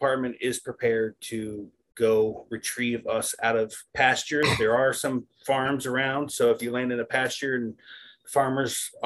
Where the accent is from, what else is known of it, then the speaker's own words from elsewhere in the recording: Florida, United States; I'm from Florida